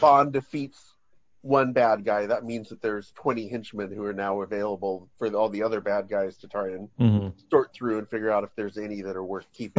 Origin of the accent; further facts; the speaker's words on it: near Fresno, California, United States; growing up near Fresno